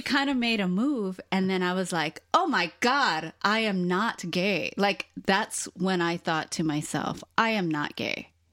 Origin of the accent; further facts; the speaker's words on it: Hawaii, United States; born and raised in Hawaii